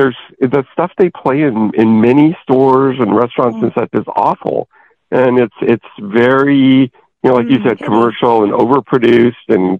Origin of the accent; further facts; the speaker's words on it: Porterville, California, United States; my hometown of Porterville